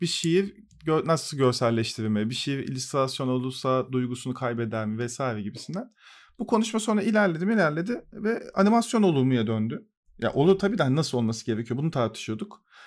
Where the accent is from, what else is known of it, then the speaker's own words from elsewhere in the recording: Turkey; Bu coğrafyada işte Türk Türküz